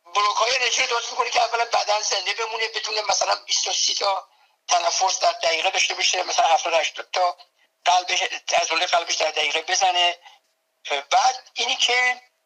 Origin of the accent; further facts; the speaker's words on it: Tehran, Tehran Province, Iran; moved away as an adult; now in United States; من به قول خودمون بچه تهرانم یعنی در تهران در جنوب شهر تهران